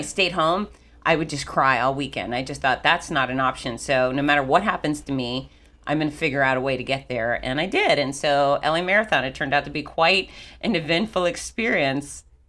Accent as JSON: {"language": "English", "town": "Fort Lauderdale", "region": "Florida", "country": "United States", "tie": "born or raised there", "said": "I grew up in Fort Lauderdale"}